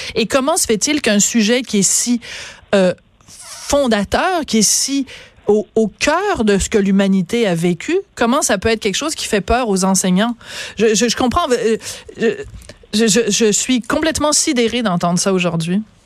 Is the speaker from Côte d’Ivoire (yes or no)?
no; Quebec, Canada